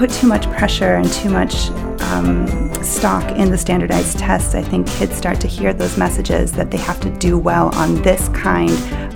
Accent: Chicago, Illinois, United States; I'm originally from Chicago

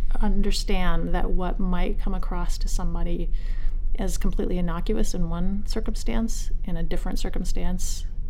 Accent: Maine, United States; live here in Maine. We're not of color, my significant other and I. Mm-hmm. He and I are both from Maine.

